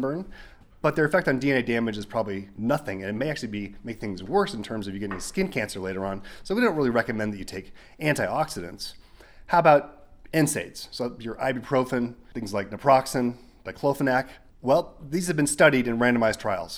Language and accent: English; Arizona, United States; now in New Mexico, United States; I grew up in Arizona